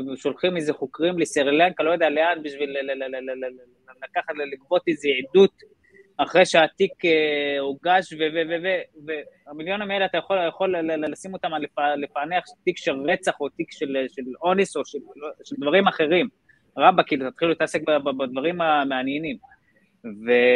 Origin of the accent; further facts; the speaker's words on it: Israel; גדלתי בכפר בדואי